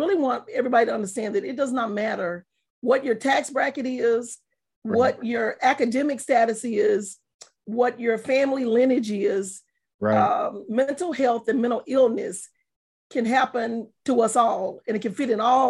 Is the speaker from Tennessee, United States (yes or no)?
no; Palestine, Texas, United States; also born or lived in Tucker, Texas; I'm from Palestine, Texas. More specifically, I'm from a real small country town called Tucker